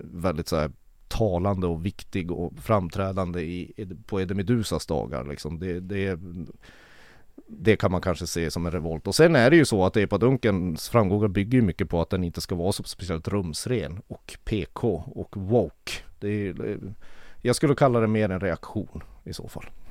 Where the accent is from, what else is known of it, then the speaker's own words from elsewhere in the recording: Kiruna, Norrbotten County, Sweden; född och uppvuxen i Kiruna